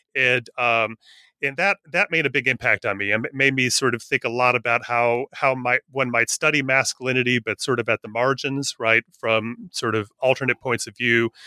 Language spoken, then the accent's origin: English; northern Wisconsin, United States; I grew up in a little town in northern Wisconsin